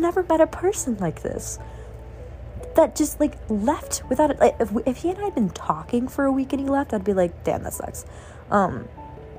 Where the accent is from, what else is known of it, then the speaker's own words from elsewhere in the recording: Louisiana, United States; I'm from Louisiana